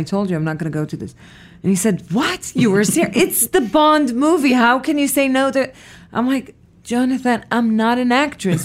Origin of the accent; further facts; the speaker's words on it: Petah Tikva, Central District, Israel; moved away as an adult; I was born in Israel, in a city called Petah Tikva